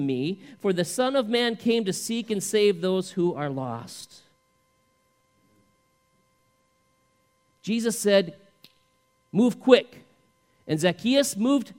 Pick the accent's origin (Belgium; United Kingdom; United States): United States; the South; we love drinking sweet tea growing up in the South